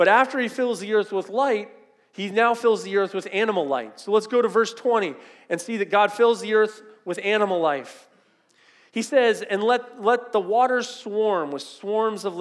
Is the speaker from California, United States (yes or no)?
yes; Southern California, United States; I grew up in Southern California